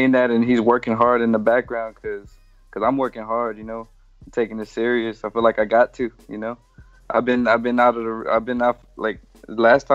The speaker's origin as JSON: {"language": "English", "town": "Dallas", "region": "Texas", "country": "United States", "tie": "born or raised there", "said": "my hometown"}